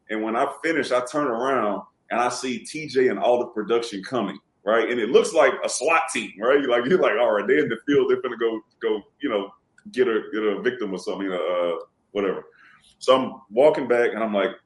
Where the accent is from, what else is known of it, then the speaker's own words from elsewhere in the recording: Houston, Texas, United States; also born or lived in Louisiana; I'm from Houston